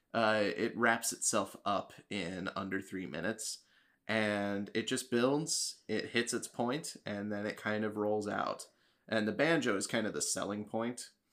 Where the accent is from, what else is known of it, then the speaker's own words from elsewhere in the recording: Kansas City, United States; So I was living there at the time because that's my hometown.